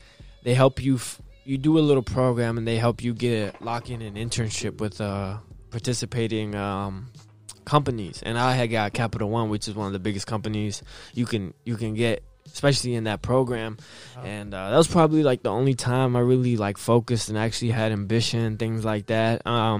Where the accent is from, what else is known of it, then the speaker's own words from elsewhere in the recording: Arlington, Virginia, United States; Well, born and raised in Virginia.